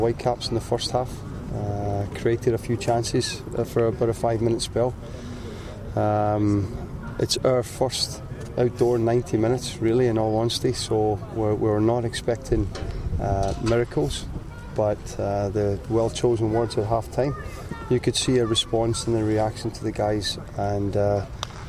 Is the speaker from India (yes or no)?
no; Canada; as a Canadian